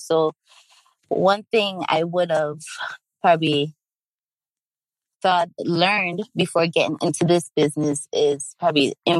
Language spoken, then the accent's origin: English; Jamaica; also born or lived in East Coast, United States; now in Sacramento, United States; I've been living here in the Sacramento area for maybe about 7 years now. My roots, though, are from Jamaica and the East Coast. So coming from Jamaican parents and also growing up in Jamaica, part of my life